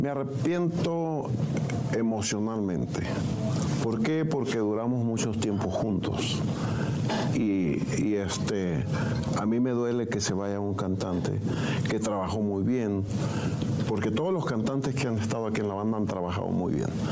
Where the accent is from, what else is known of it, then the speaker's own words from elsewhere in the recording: Mesillas, Sinaloa, Mexico; mi gente de Mesillas Concordia